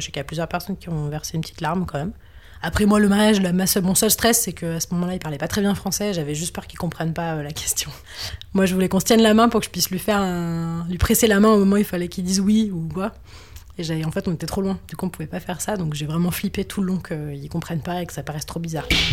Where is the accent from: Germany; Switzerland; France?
France; quand on est français, qu'on vient d'une vieille nation coloniale